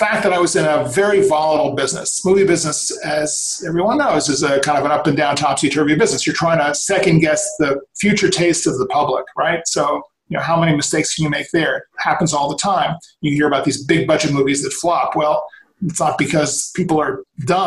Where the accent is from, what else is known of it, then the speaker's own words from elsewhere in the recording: New York, United States; now in Los Angeles, United States; Born and raised in New York, had the movie bug early on, came out to figure out how that was going to work